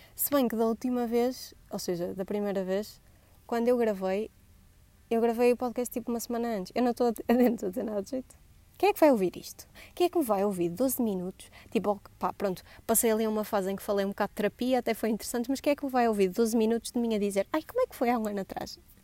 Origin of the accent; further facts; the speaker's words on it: Vila Nova de Gaia, Norte, Portugal; accent: Gaia; also born or lived in Coimbra; deixo de ter sotaque de Gaia